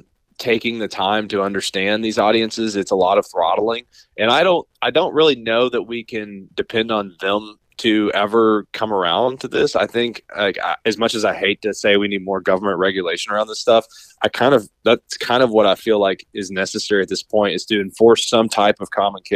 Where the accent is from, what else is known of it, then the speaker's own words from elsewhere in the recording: Appalachia, United States; Like, I grew up in Appalachia, where the things that are socially acceptable where I grew up, you cannot do in Silicon Valley without being looked at funny, right?